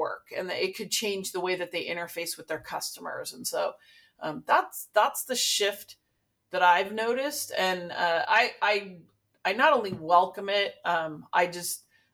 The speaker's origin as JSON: {"language": "English", "town": "Santa Barbara", "region": "California", "country": "United States", "tie": "born or raised there", "also_born_or_lived": "Los Angeles", "said": "I grew up in the Santa Barbara area"}